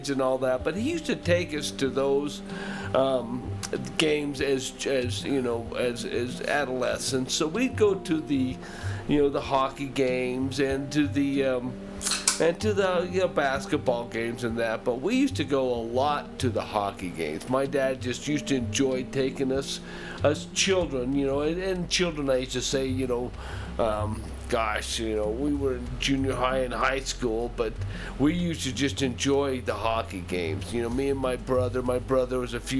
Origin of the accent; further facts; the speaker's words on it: Salt Lake City, Utah, United States; I grew up in Salt Lake City, Utah